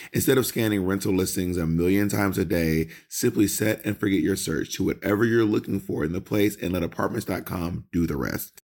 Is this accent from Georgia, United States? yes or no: yes; Georgia, United States; Georgia, Georgia, I'm from